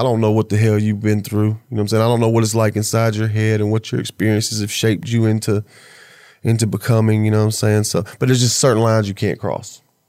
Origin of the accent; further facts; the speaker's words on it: the South, United States; Yeah, I'm from the South, man.